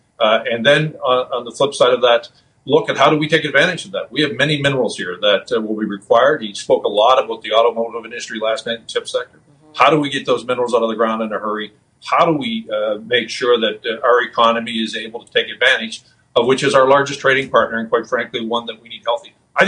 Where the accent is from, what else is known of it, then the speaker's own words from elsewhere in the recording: Canada; as a Canadian